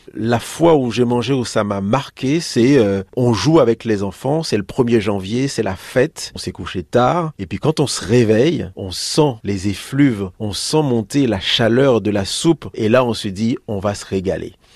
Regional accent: Haiti; now in Paris, France; Moi, je suis né en Haïti

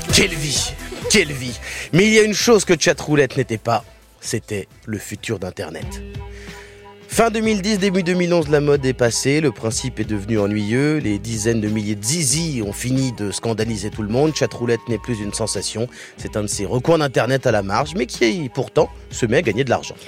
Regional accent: France; chez nous en France

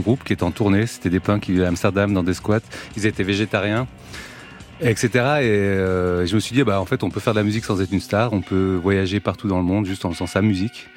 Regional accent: Chambéry, Auvergne-Rhône-Alpes, France; je suis originaire de Chambéry, en Savoie

